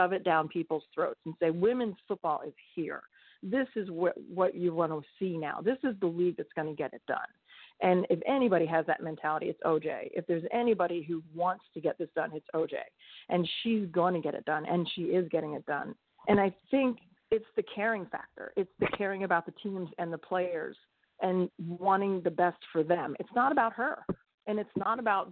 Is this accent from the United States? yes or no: yes; East Coast, United States; moved away; also born or lived in Pennsylvania / South Carolina; I'm from the East Coast